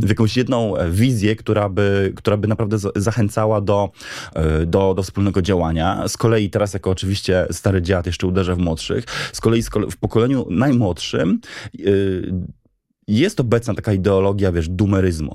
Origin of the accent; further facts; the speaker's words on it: Wrocław, Lower Silesian Voivodeship, Poland; Się wychowałem we Wrocławiu.